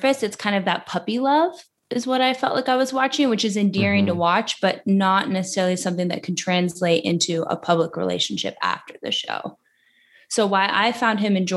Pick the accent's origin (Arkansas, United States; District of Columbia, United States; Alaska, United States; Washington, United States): Alaska, United States; moved away; I'm from Alaska